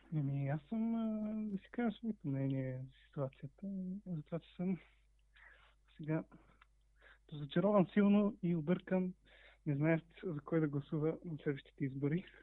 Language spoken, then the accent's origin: Bulgarian; Bulgaria; за нас, нали, като българи